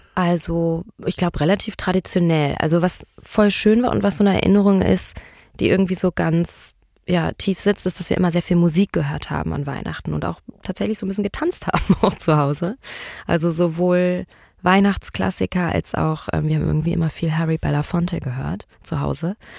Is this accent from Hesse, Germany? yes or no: yes; Marburg, Hesse, Germany; moved away; also born or lived in Berlin; Ich bin geboren in Berlin, aber ich bin aufgewachsen in Marburg